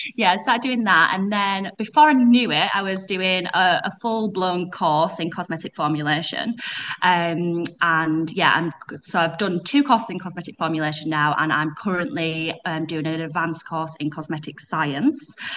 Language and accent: English; Yorkshire and the Humber, United Kingdom; accent: Yorkshire; I'm from West Yorkshire. Um, you probably pick it up from my accent. I've got Yorkshire accent